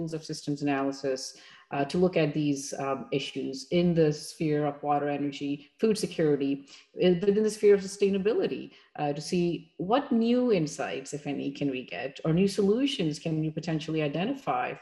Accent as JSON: {"language": "English", "country": "Pakistan", "tie": "born or raised there", "also_born_or_lived": "Massachusetts, United States", "moved": "as an adult", "lives_now": "United States", "said": "I'm originally from Pakistan, and that's where I grew up, had my early education, and then I came here"}